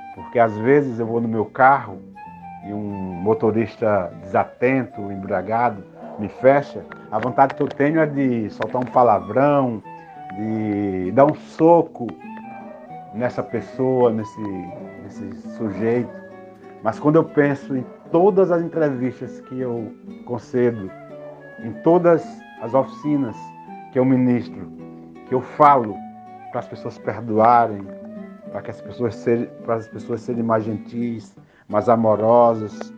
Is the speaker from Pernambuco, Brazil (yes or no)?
yes; Pernambuco, Brazil; eu iniciei na arte muito cedo, aos nove anos em Pernambuco, numa cidade bem pequena